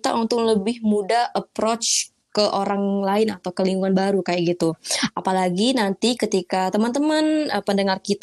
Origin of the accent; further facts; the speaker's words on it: Sumatra, Indonesia; Aku kan orang Sumatera ya, orang Sumatera. Uh, pengen banget kuliah di Jawa kayak gitu.